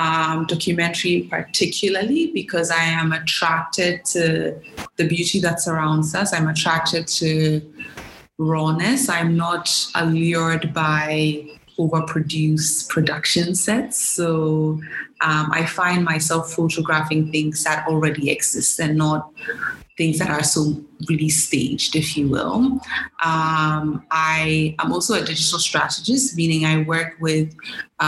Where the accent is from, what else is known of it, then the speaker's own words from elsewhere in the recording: Ghana; moved away as an adult; also born or lived in United States; born and raised in Ghana